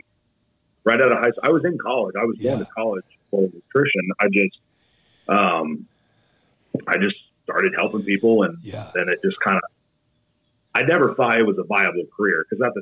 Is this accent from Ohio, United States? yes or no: yes; Ohio, United States; I'm not far from Columbus. It's like a general reference. I use Columbus as a general reference because I live out in the middle of nowhere.